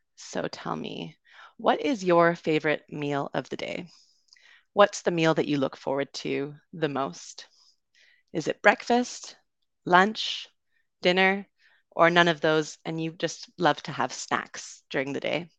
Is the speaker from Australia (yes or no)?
no; Canada; accent: Canadian; also born or lived in United Kingdom; So I am from Canada, but I also lived in the U K for a bit. But you will be hearing a Canadian accent, uh, today